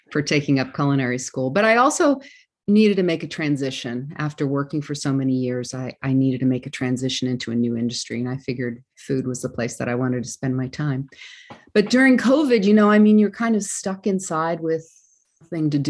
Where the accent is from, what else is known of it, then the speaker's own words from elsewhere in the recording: New Jersey, United States; I grew up on the East Coast in New Jersey. A lot of people say, gee, you don't sound like you're from New Jersey.